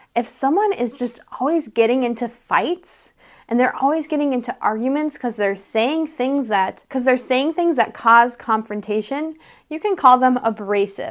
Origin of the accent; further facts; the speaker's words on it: United States; I'm an American English teacher.